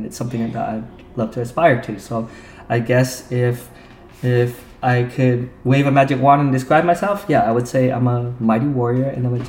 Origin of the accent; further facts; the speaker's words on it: Provo, Utah, United States; I grew up in Provo, Utah, which is during that time, it was right after the Vietnam War, so I would not be surprised if we were the very first Vietnamese family there to settle in Utah.